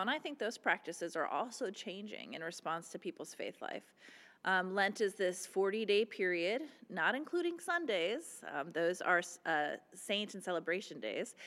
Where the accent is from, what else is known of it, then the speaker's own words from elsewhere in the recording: Midwest, United States; moved away; when I was growing up in the Midwest